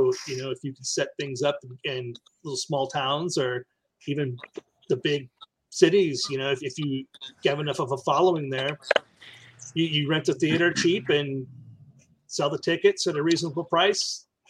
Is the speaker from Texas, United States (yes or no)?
yes; Marble Falls, Texas, United States; and my hometown of Marble Falls.